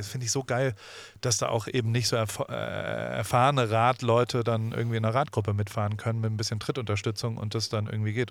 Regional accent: Heidelberg, Baden-Württemberg, Germany; Ich bin in Heidelberg aufgewachsen, da hatten wir amerikanische Soldaten

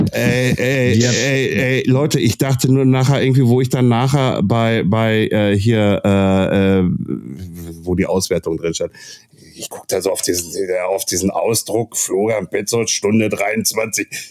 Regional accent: Castrop-Rauxel, North Rhine-Westphalia, Germany; bei uns in Kassel-Brauxel

